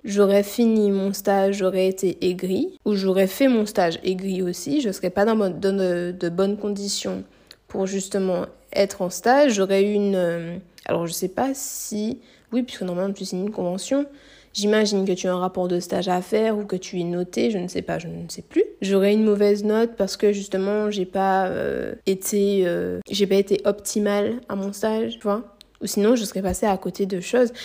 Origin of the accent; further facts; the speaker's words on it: Martinique; moved away as an adult; also born or lived in Metropolitan France; Je suis martiniquaise si vous ne savez pas et là je suis retournée vivre du coup en Martinique. Du coup, j'ai quitté mon île natale pour aller m'installer en hexagone pour faire mes études